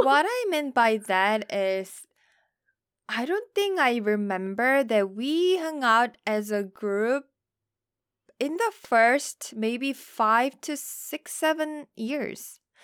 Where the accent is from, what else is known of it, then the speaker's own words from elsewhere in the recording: South Korea; moved away as an adult; now in United States; I'm from Korea